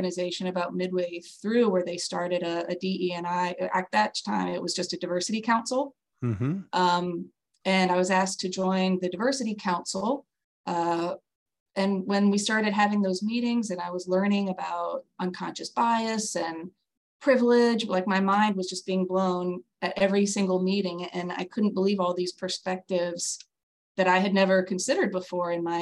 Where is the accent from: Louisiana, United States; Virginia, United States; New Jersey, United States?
Louisiana, United States; New Orleans; moved away as an adult; also born or lived in California / San Diego; I grew up here. My parents are not from here. My dad's from Mississippi. My mom's from Pennsylvania, but we moved here to New Orleans with my two older brothers when I was two